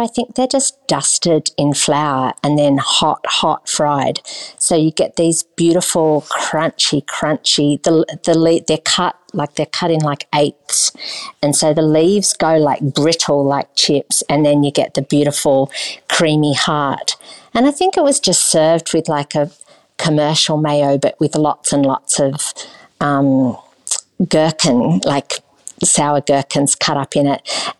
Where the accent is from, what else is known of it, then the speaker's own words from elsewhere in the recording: Australia; And I'm from Australia